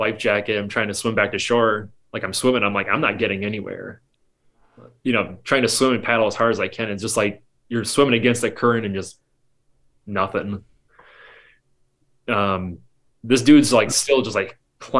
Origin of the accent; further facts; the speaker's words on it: Ontonagon, Michigan, United States; growing up in Ontonagon